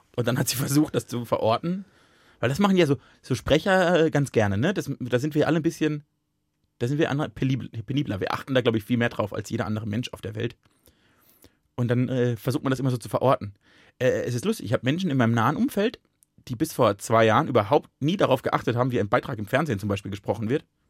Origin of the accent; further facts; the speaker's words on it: Baden-Württemberg, Germany; moved away; aus dem Badischen